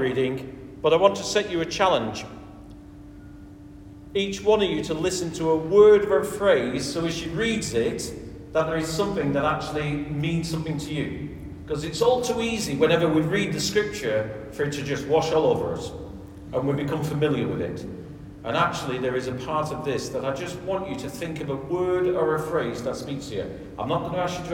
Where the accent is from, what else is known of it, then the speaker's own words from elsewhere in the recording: west of Ireland, Ireland; I'm an Irishman from the west of Ireland